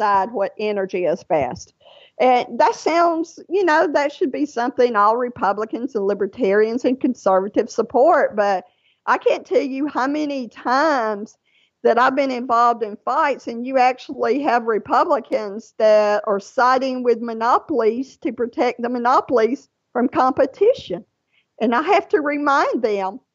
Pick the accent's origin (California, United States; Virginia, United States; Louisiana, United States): Louisiana, United States; now in Georgia, United States; Louisiana. That is my home state